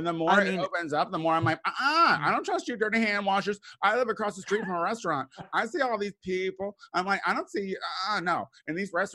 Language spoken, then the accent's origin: English; Central Illinois, United States; moved away as an adult; also born or lived in Chicago, Illinois; now in Los Angeles, United States; I'm from Central Illinois originally